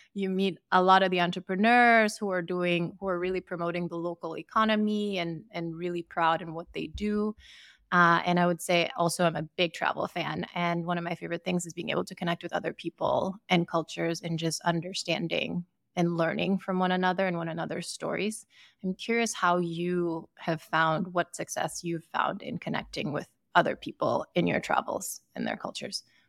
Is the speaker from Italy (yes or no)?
no; Sierra Leone; moved away as an adult; now in United States; I am from West Africa. I grew up in Sierra Leone, and I moved to the U S for university